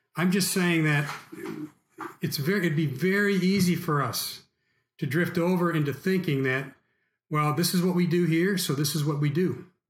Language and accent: English; United States; we as American Christians